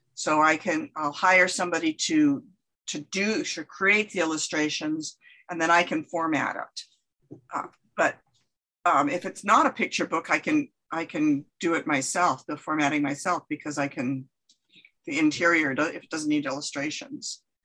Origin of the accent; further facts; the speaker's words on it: California, United States; moved away as an adult; now in Winona, Minnesota, United States; I was uh, born and raised in California and moved to the Midwest when I went to college in the back in the 70s